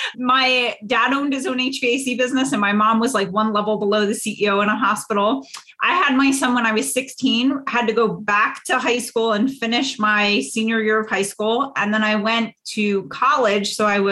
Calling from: Pennsylvania, United States

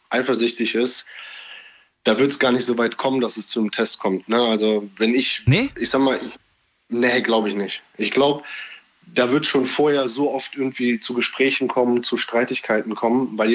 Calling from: Cologne, North Rhine-Westphalia, Germany; ich komme aus Köln.

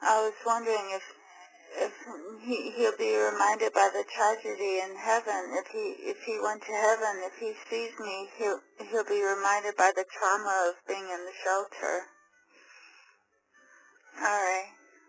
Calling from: Phoenix, Arizona, United States; I'm from Phoenix, Arizona, and I have a question.

